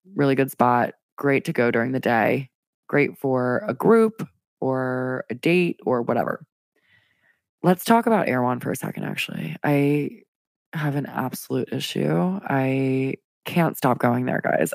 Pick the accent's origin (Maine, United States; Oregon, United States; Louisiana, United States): Louisiana, United States; now in Washington, D.C., United States; Your girl's from Louisiana. I'm from the South, where it's humid A F all the time, and then in D C, it's no better